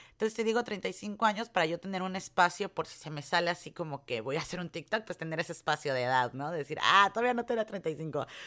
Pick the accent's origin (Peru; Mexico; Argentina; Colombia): Mexico; now in United States; uno como mexicano